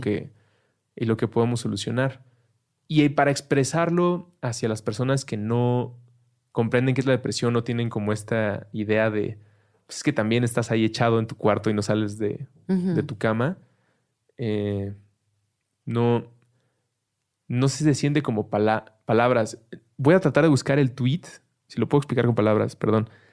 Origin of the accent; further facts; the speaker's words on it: Mexico; somos mexicanos